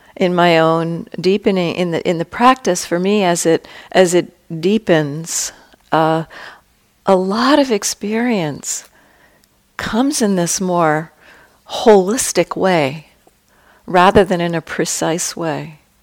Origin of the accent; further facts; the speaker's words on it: California, United States; I come from California